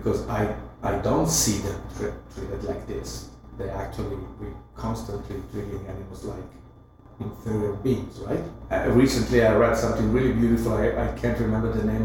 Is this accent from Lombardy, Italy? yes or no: yes; Milan, Lombardy, Italy; I was growing up in Milano, I was a city boy